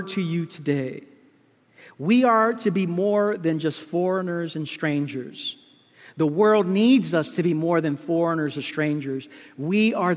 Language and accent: English; New York City, New York, United States; Growing up in Brooklyn, my grandparents used to welcome so many people into the house